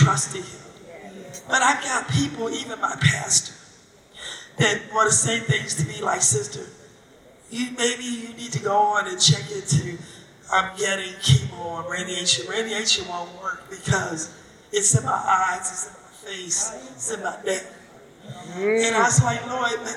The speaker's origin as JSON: {"language": "English", "region": "Virginia", "country": "United States", "said": "I'm from Virginia"}